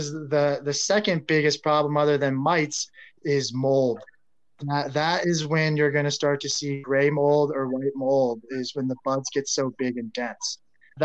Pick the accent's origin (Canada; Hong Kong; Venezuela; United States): United States; Colorado; born and raised in Colorado